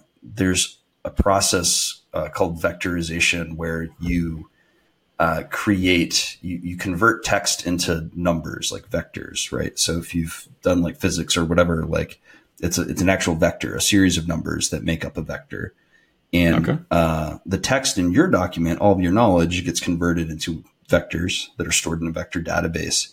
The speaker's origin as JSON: {"language": "English", "region": "North Georgia", "country": "United States", "also_born_or_lived": "Alabama / San Francisco / Austin, Texas", "moved": "as an adult", "lives_now": "Greenville, United States", "said": "I'm originally from North Georgia"}